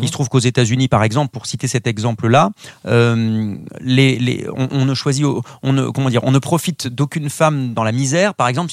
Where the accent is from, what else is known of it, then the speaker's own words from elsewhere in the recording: southwest France, France; on est originaire du sud-ouest de la France